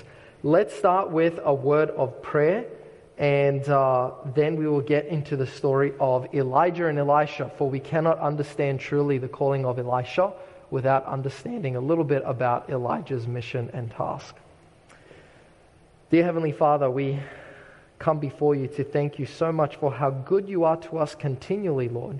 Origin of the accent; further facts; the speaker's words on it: Australia; moved away; the shoreline for me is very meaningful growing up in Australia